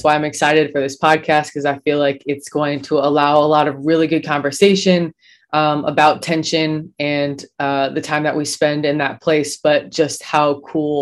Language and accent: English; Bloomington, Illinois, United States; moved away as an adult; also born or lived in Ohio; I was born and raised in Bloomington, Illinois